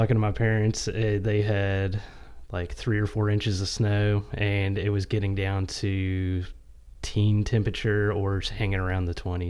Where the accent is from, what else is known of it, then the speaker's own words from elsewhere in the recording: Charleston, West Virginia, United States; now in Lafayette, United States; I am from Charleston, West Virginia, up north.